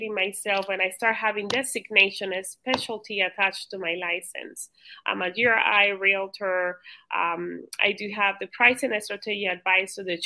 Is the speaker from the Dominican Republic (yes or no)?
yes; Dominican Republic; now in Cape Coral, United States; I originally was born in the Dominican